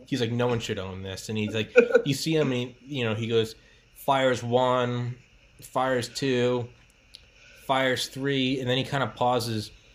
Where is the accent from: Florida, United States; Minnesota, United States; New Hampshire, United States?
New Hampshire, United States; moved away; also born or lived in Georgia; I'm from New Hampshire